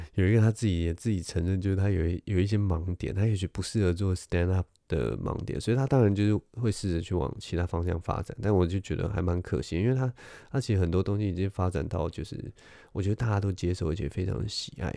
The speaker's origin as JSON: {"language": "Chinese", "country": "Taiwan", "said": "我是，我是台湾人"}